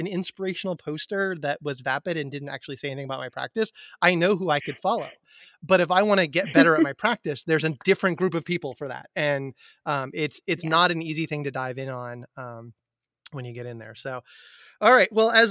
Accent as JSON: {"language": "English", "town": "Amherst", "region": "Massachusetts", "country": "United States", "tie": "born or raised there", "said": "I grew up in Amherst, Massachusetts, which is a college town in Western Massachusetts"}